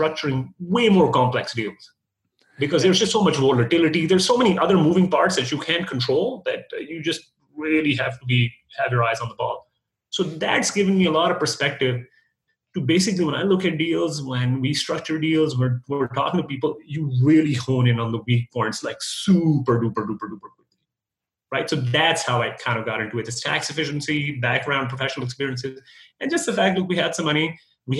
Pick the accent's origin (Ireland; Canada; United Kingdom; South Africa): Canada; moved away as an adult; also born or lived in United States; now in Dallas, United States; I'm a Canadian guy